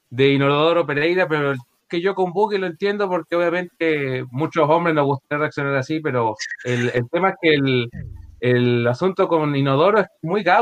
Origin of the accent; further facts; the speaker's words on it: Antofagasta, Chile; yo soy de Antofagasta del norte.